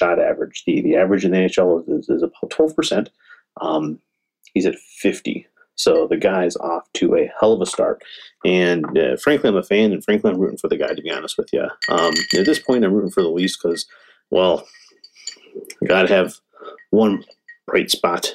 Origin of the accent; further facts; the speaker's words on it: Michigan, United States; now in Arizona, United States; I grew up in Michigan, so I'm a Michigan fan